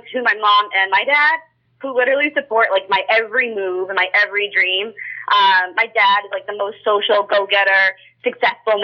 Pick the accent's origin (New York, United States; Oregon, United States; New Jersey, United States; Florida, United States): New Jersey, United States; I'm from Jersey